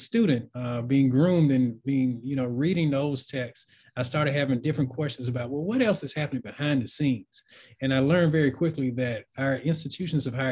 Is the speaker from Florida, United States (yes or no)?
no; Boligee, Alabama, United States; moved away as an adult; also born or lived in Tennessee; I grew up in a town called Bologie in Alabama, which is in the Alabama Black Belt, actually, West Central